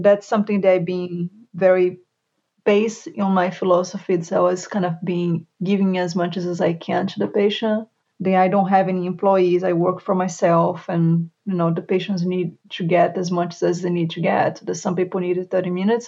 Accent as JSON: {"language": "English", "country": "Brazil", "tie": "born or raised there", "second_language": "English", "moved": "as an adult", "lives_now": "Charlotte, United States", "said": "I moved from Brazil to US, got my physical therapist license here"}